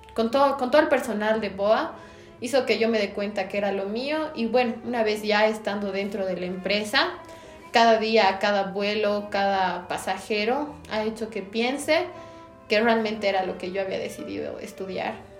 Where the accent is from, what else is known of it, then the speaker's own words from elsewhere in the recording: La Paz, Bolivia; soy de La Paz, Bolivia